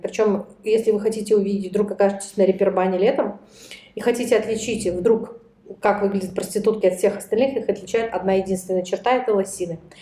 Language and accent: Russian; Russia; у нас в России